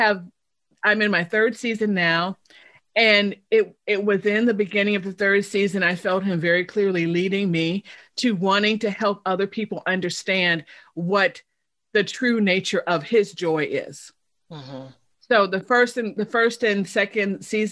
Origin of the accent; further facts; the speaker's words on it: Chicago, Illinois, United States; moved away as an adult; also born or lived in Indiana / Texas / Michigan / Missouri; now in Oklahoma, United States; I'm originally from Chicago